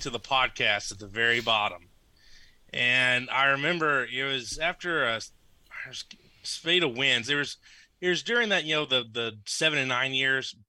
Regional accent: Lafayette and Lake Charles, Louisiana, United States; I grew up in Lafayette and Lake Charles

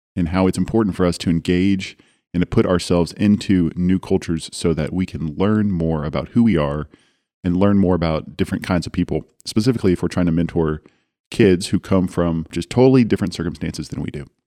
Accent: Dallas, Texas, United States; I come from Dallas

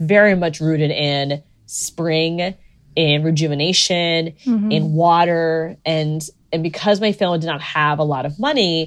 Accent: Central Florida, United States; my roots as growing up in Central Florida

